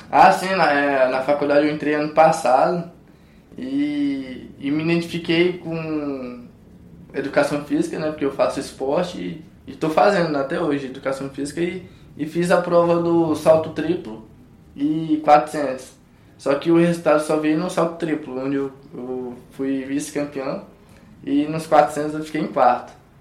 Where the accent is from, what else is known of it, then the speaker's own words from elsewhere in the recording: Codó, Maranhão, Brazil; now in Goiás, Brazil; vindo da cidade de Codó, pra quem não sabe, Codó do Maranhão